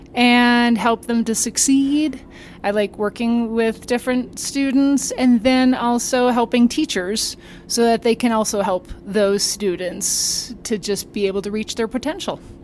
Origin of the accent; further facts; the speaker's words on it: Minnesota, United States; moved away as an adult; also born or lived in Augustana University / Watertown; now in Colorado, United States; I'm from Minnesota